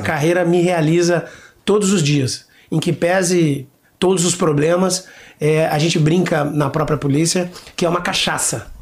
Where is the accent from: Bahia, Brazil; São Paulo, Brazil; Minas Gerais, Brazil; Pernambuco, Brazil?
São Paulo, Brazil; Jaú; moved away as an adult; also born or lived in Paraná; now in Rio de Janeiro, Brazil; sou paranaense de nascimento, ah, é? né? mas me considero paulista porque fui, de, em tenra idade, para Jaú, interior de São Paulo. Cheguei lá com seis anos de idade. Então, toda a minha infância, juventude, idade adulta, eu vivi na cidade de Jaú